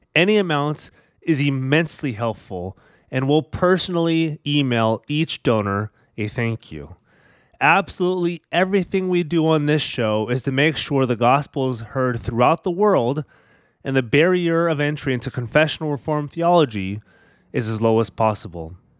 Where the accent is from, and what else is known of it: California, United States